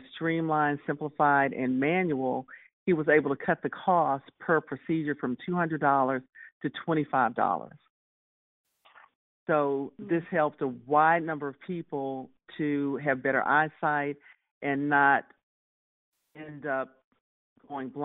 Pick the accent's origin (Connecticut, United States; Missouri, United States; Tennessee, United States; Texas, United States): Texas, United States; growing up in Texas and having a family